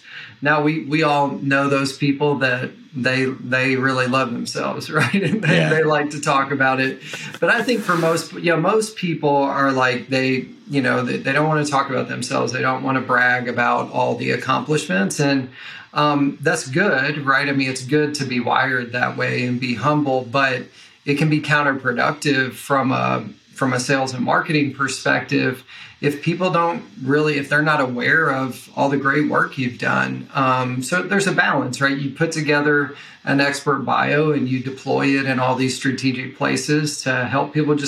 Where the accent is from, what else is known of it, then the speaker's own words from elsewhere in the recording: Kentucky, United States; accent: Southern; So hopefully I try to intentionally suppress my Southern accent. So if a y'all slips in or something, yeah, I apologize in advance. But, you know, so Western Kentucky is where I grew up.